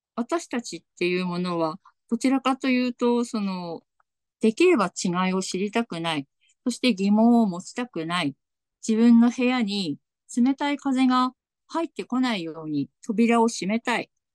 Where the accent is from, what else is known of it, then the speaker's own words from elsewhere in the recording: Tsugaru, Aomori, Japan; accent: Tsugaru dialect; ちょっとなんか今日津軽弁が、 津軽弁が出るかもしれません